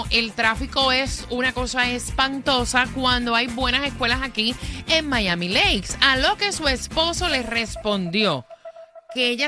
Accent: Puerto Rico; moved away as an adult; cuando a mí me ofrecieron trabajo acá en los Estados Unidos, que yo me fui de Puerto Rico, mi nena mayor tenía nueve años.

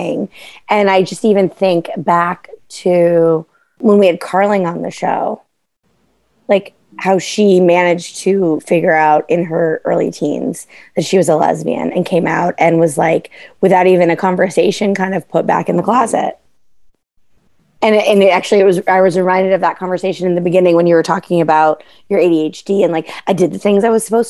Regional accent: New England, United States; Waspy New England family

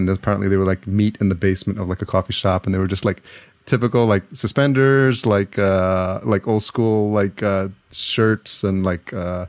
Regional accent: New York City, New York, United States; I grew up in New York, so I literally grew up around the time that house music started

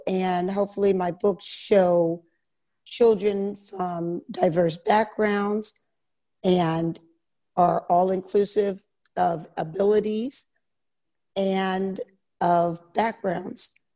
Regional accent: Philadelphia, Pennsylvania, United States; moved away as an adult; also born or lived in Virginia / Germany / Korea; now in Italy; I'm from Philadelphia, Pennsylvania, mm-hmm. and I went to school there.

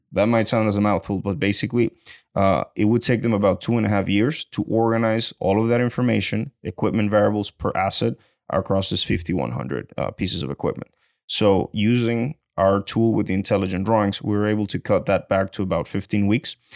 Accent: Venezuela; moved away as an adult; now in Houston, United States; I'm originally from Venezuela, and I came to Houston, uh, in the year two thousand and eleven just to go to school.

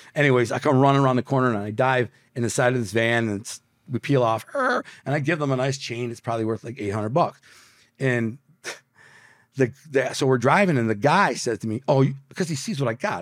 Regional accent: Detroit, Michigan, United States; moved away; also born or lived in Brooklyn, New York; I'm from Detroit

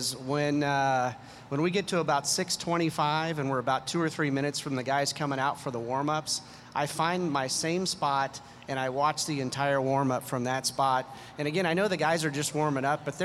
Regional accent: Oklahoma, United States; also born or lived in Cleveland; now in Las Vegas, United States; I grew up in Oklahoma, and there wasn't necessarily a lot of hockey opportunity

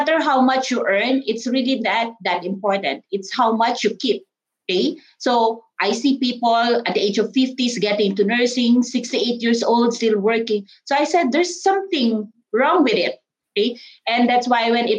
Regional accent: Philippines; moved away as an adult; also born or lived in Ohio, United States; now in Austin, United States; the Philippines, okay, out of my home country

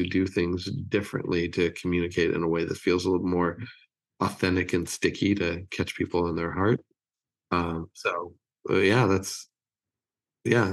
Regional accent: Los Angeles, California, United States; moved away as an adult; also born or lived in Rochester, New York; now in Nashville, United States; I grew up in California, and I grew up in LA, and lived there until I was 50, and then moved here to the lovely city of Nashville

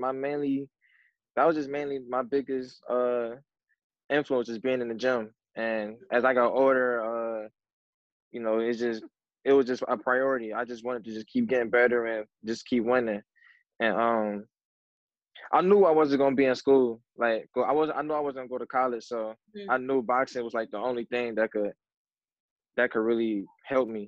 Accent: Cleveland, Ohio, United States; I'm from Cleveland, Ohio

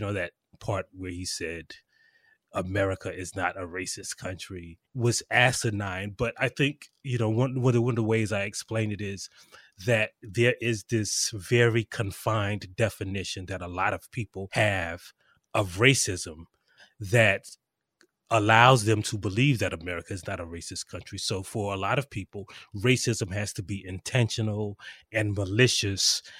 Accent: South Carolina, United States; I am actually from South Carolina

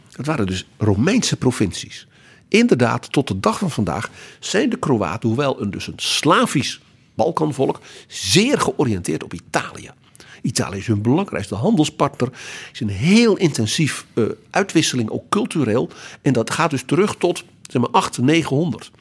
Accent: Netherlands; dat wij als Nederlanders, de Nederlanden, daar ook toe hoorden

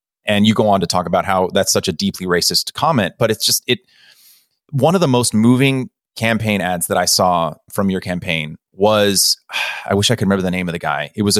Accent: Hong Kong; also born or lived in United States / Beijing, China; I was born in America, but grew up in Hong Kong and Beijing.

